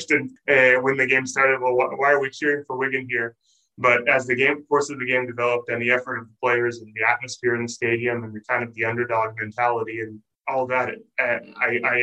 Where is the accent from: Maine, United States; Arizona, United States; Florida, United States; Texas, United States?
Arizona, United States; Phoenix; also born or lived in Provo, Utah; I'm American. I'm from Arizona.